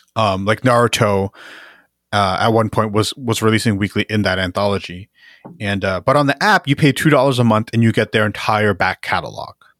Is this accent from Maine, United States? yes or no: no; Jersey City, New Jersey, United States; I'm from Jersey City, which is, you know, it's a big it's the big city in Jersey that everyone knows